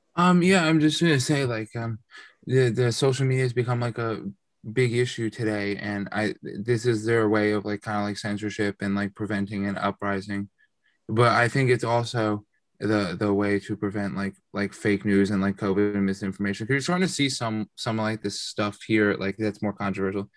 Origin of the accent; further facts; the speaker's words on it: New Jersey, United States; I'm actually from Central Jersey